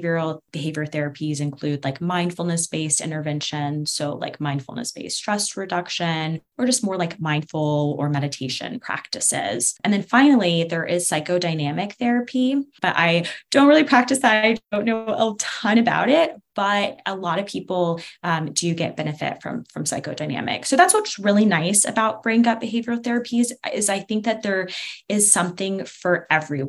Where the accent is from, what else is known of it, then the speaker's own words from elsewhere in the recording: Atlanta, Georgia, United States; I'm from Atlanta, which is home to really important pieces of the civil rights movement